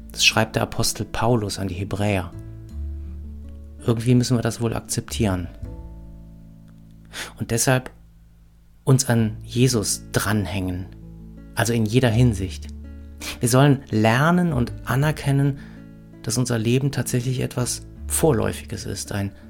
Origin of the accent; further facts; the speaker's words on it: Ahrweiler, Rhineland-Palatinate, Germany; Heimat ist vielleicht der Ort, wo ich herkomme. Ahrweiler, die Kleinstadt im Ahrtal. Aber nicht nur die. Zur Heimat gehört für mich auch Bonn und Köln. Ich bin Rheinländer.